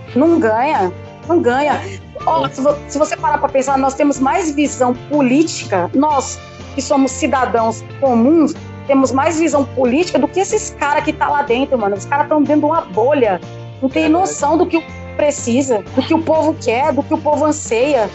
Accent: São Paulo, Brazil; Eu sou de São Paulo, capital

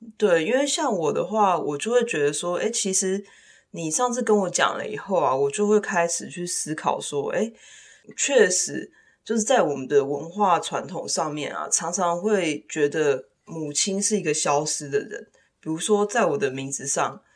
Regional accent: Taiwan; now in United States; 我不是，我不是美国人，我是一个台湾人

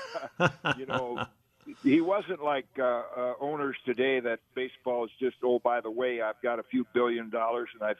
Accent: Zeeland, Michigan, United States; growing up in Zeeland

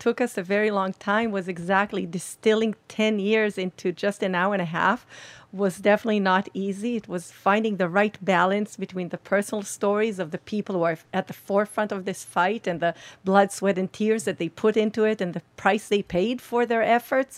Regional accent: Israel; We're from Israel.

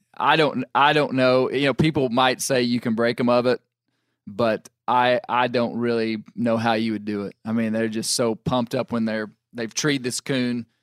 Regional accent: United States; as a American houndsman

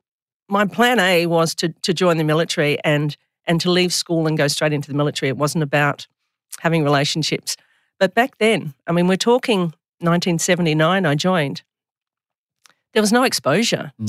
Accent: Melbourne, Victoria, Australia; I grew up in Oakley in Melbourne, in Victoria

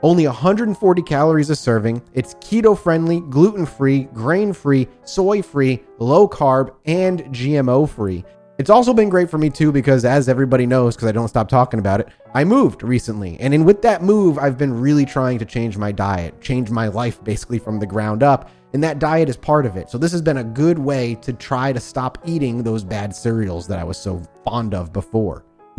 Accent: Rhode Island, United States; Oh, I grew up in Rhode Island.

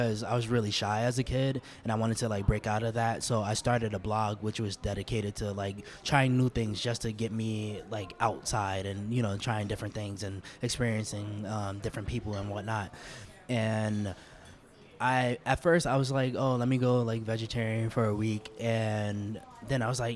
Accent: New York City, New York, United States; also born or lived in Harlem, New York City / California; So I was raised in the Lower East Side for the most part. I actually lived in Harlem up until I was 4 years old.

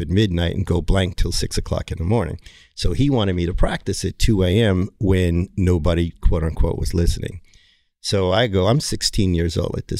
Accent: Hyannis, Massachusetts, United States; I was born in Cape Cod, Massachusetts, Hyannis, home of the Kennedys.

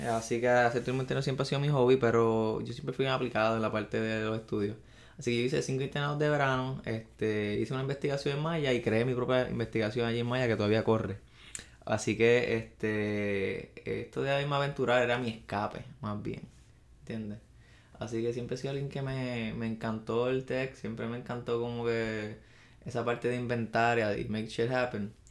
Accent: Arecibo, Puerto Rico; soy natural de Arecibo. Ese, eh, esa es mi cunita, mi pueblo dorado.

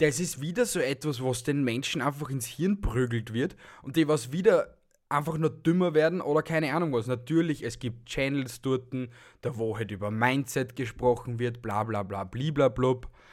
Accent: Austria; bei uns in Österreich

